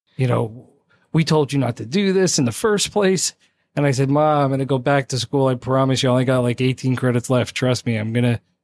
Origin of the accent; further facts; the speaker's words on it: South Plainfield, New Jersey, United States; born raised Jersey